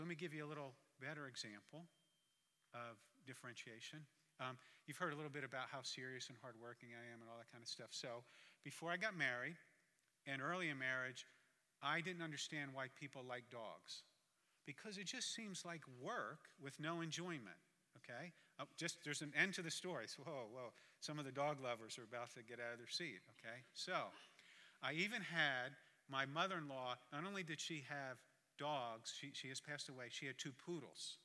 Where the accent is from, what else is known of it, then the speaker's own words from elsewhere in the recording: Jersey Shore, New Jersey, United States; I'm from the Jersey Shore, but not the one you've seen on MTV